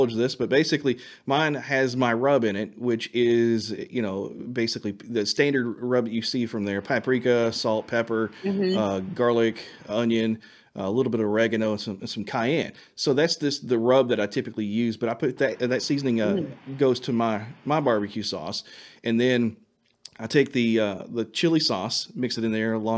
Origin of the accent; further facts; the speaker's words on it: Eminence, Kentucky, United States; also born or lived in Shelbyville, Kentucky; my hometown, which is in Eminence, Kentucky